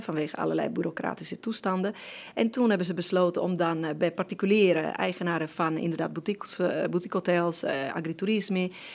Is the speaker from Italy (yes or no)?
yes; Sardinia, Italy; now in Netherlands; ik hoor wel op Sardinië, ik ben wel Italiaans, ik voel me nog steeds 100% Italiaans